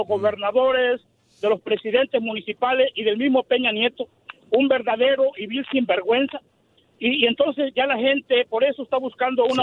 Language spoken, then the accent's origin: Spanish; Mexico; como mexicano